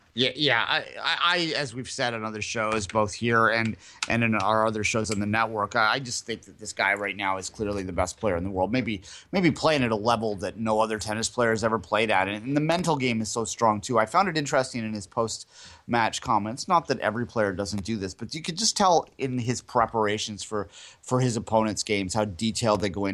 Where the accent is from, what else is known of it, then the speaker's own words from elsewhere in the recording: Canada; we're Canadian, yes